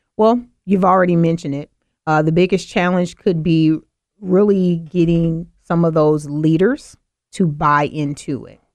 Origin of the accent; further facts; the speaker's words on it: the South, United States; I'm from the South